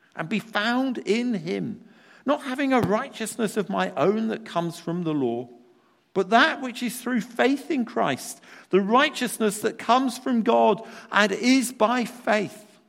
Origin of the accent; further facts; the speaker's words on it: United Kingdom; as British people